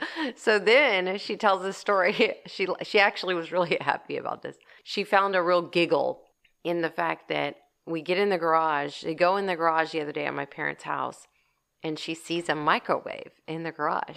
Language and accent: English; Portland, United States; I grew up in Portland. I graduated from high school in Portland